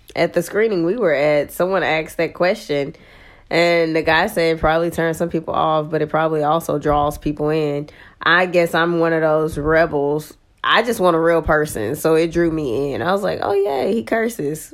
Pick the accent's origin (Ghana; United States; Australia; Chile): United States; Texas; I'm from Texas